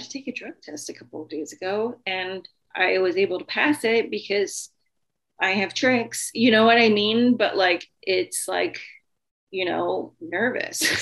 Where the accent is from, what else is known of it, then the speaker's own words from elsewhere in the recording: the South, United States; I'm from the South